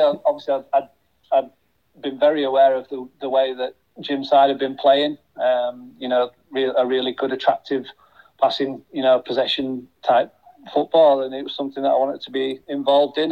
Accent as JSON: {"language": "English", "town": "Huddersfield", "region": "Yorkshire and the Humber", "country": "United Kingdom", "tie": "born or raised there", "said": "my hometown club"}